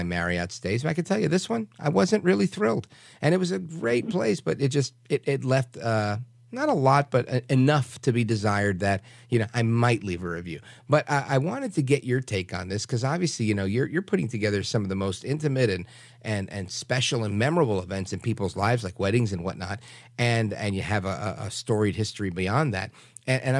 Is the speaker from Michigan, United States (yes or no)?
no; New York City, New York, United States; moved away; the stuff I grew up going to in Brooklyn, New York